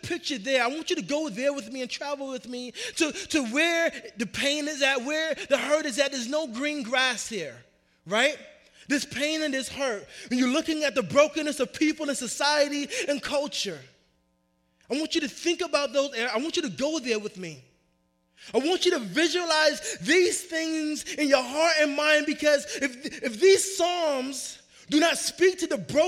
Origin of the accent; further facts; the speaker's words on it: New York, United States; now in Arizona, United States; I grew up in New York